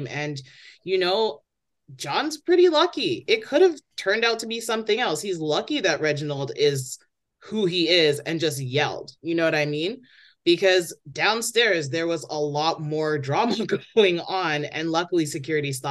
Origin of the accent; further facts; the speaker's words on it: Toronto, Ontario, Canada; disruptions and rowdiness is a part of growing up in Toronto.